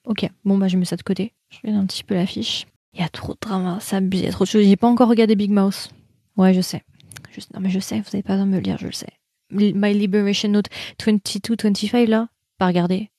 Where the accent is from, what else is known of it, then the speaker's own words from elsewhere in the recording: France; nous français, c'est l'accent.